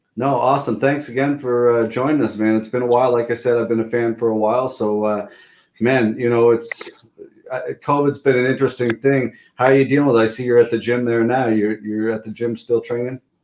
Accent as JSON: {"language": "English", "town": "Pictou", "region": "Nova Scotia", "country": "Canada", "said": "I'm from Pictou, but Truro was pretty close."}